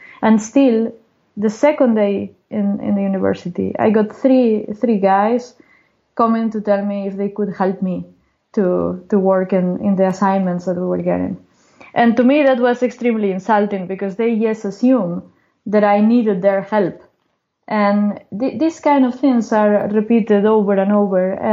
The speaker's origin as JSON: {"language": "English", "town": "Gijón", "region": "Asturias", "country": "Spain", "tie": "born or raised there", "also_born_or_lived": "Oviedo / Santander", "moved": "yes", "said": "I was born in Gijón, that is one town in the Atlantic coast in the north. Mm-hmm. And I went to the university in Oviedo, that is very close"}